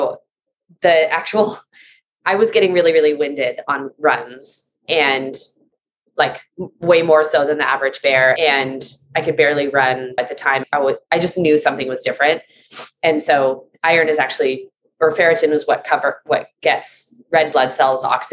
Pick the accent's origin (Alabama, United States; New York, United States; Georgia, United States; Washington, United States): Washington, United States; Seattle; I grew up in Seattle with no vitamin D